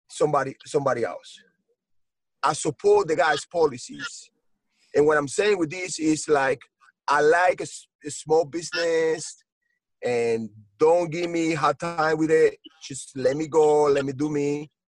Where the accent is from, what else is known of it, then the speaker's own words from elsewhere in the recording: United States; we as Americans, because I'm an American, you know, I'm a citizen, yeah.